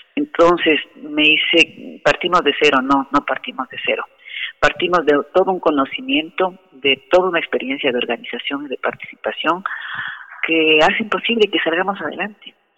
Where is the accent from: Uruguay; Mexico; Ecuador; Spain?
Ecuador; como ecuatorianos